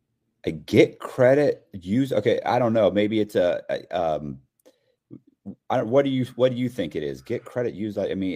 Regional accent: Tampa, Florida, United States; you know, I was born and raised in Tampa, Florida.

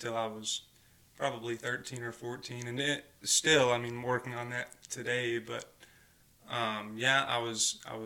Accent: Mountain View, Arkansas, United States; I grew up in Mountain View, Arkansas, not too far from here

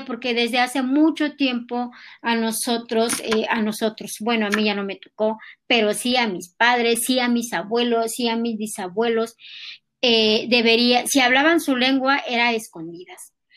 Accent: Tlalcintla, Mexico; first language Nahuatl; Spanish is a second language; now in Mexico City, Mexico; nosotros los nahuas de allá, de, de, Tlalcintla

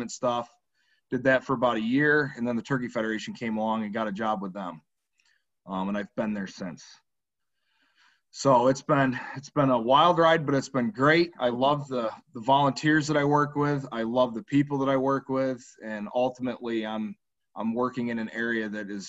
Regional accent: Greene, New York, United States; I was born and raised in Chenango County, New York, where I still live, in the town of Green

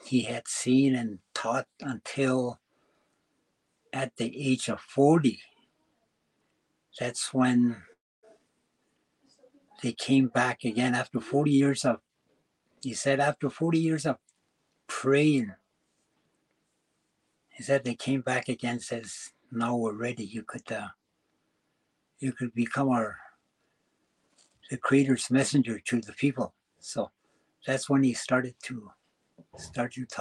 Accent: Délı̨nę, Northwest Territories, Canada; I was born and raised in Delany all my life

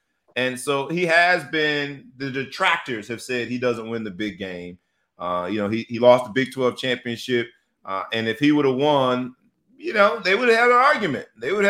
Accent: South Florida, United States; I'm from South Florida.

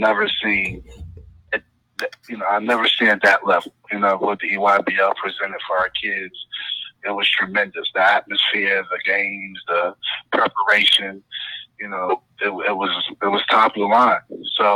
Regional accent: East Orange, New Jersey, United States; I'm from East Orange, New Jersey

